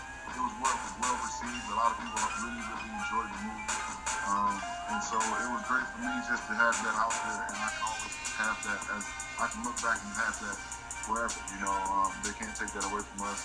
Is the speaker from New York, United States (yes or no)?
no; Akron, Ohio, United States; moved away as an adult; also born or lived in France; my hometown